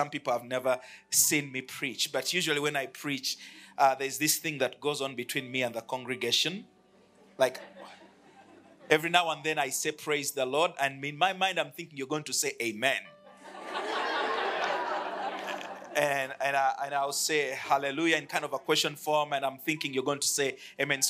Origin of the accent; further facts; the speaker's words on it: Uganda; I come from Uganda. I lead a church there called the City Church